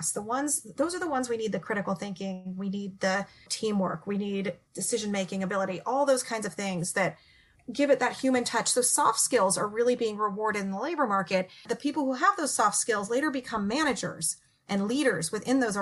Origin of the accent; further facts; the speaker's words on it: California, United States; I'm from California